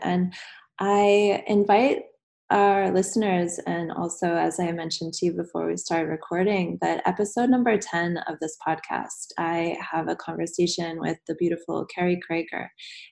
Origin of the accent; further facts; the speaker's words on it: United States; moved away as an adult; I'm American, but I've been out of the country for almost 8 years now